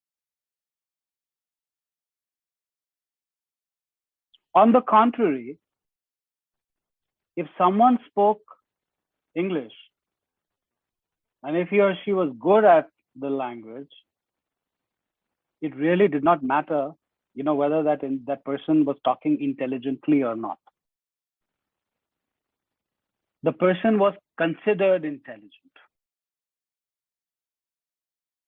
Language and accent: English; India; first language Hindi; English is a second language; now in United States; when I go back to India, and given that Hindi is my mother tongue, my native tongue, and I'm very fluent in Hindi